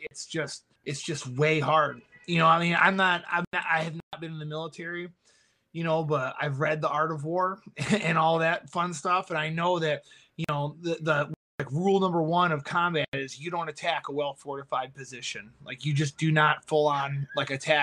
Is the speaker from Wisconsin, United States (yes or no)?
no; Michigan, United States; moved away as an adult; now in Boston, United States; I'm from Michigan